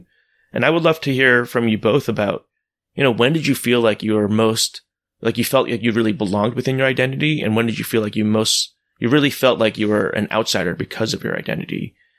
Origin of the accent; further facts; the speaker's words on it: United States; moved away as an adult; also born or lived in Korea; now in Seoul, South Korea; I'm born here, but I grew up in the United States.